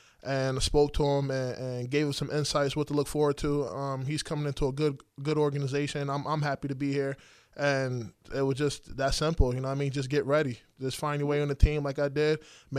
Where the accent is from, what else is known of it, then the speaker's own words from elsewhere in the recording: Connecticut, United States; Oh, man, Connecticut, it's different. It's different. Some people don't understand Connecticut.